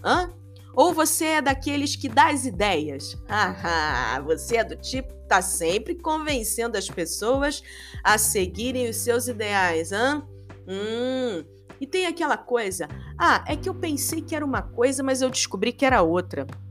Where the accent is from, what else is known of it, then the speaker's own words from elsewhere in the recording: Rio de Janeiro, Brazil; sou carioca. Sou nascida e criada em Bangu, no Rio de Janeiro, subúrbio do Rio de Janeiro